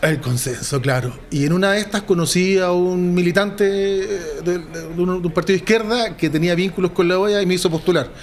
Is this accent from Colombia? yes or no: no; Chile; somos chilenos